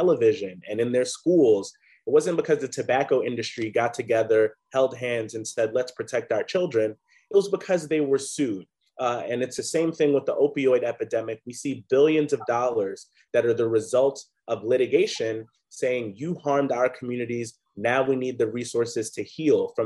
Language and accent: English; New York, United States; as a New Yorker